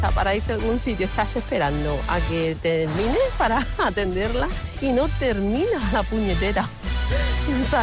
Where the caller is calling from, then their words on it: Murcia, Region of Murcia, Spain; Hola chicos, ¿qué tal? … de Murcia.